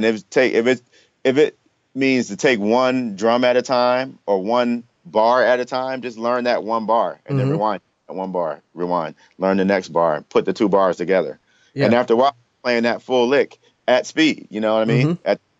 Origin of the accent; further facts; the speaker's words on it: New York, United States; also born or lived in Washington, D.C.; I'm from New York, so just moving out here. I came here from D.C. I was in college in D.C. and I moved here.